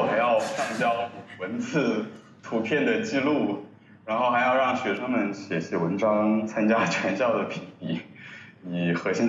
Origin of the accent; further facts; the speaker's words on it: Wuhan, Hubei, China; 我是武汉人。